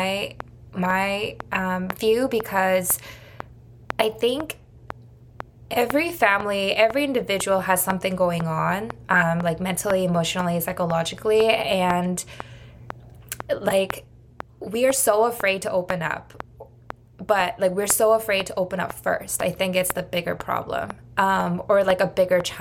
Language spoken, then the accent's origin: English; Canada; grew up with, like as a Canadian